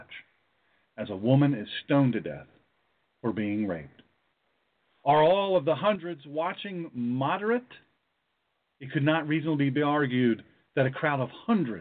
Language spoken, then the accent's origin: English; United States; I was born in America